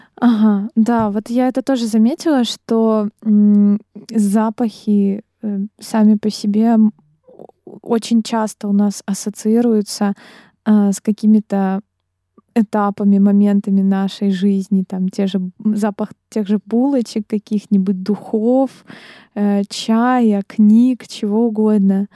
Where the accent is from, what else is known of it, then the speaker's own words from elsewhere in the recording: Dnipro, Dnipropetrovsk Oblast, Ukraine; now in Kyiv, Ukraine; я из Днепра